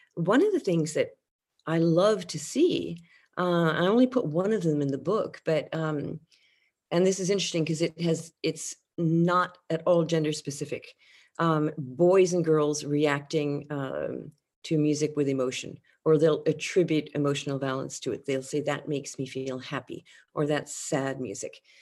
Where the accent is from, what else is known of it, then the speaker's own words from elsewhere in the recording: France; moved away; my experience of growing up in France